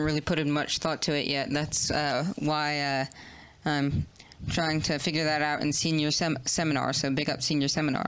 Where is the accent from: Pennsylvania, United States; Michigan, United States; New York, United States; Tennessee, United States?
New York, United States; I was born in New York